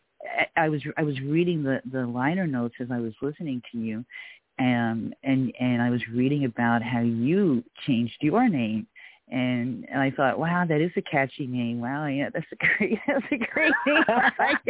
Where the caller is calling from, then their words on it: San Diego, California, United States; I'm calling from San Diego